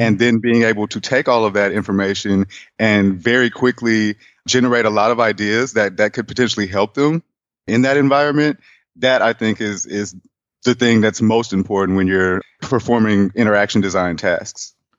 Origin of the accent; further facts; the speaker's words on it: Houston, Texas, United States; moved away as an adult; also born or lived in Atlanta, Georgia; now in Austin, United States; I'm from Houston, Texas